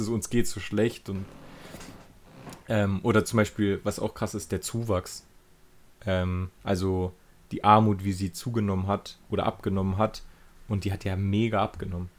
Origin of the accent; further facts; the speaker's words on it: Germany; bei uns in Deutschland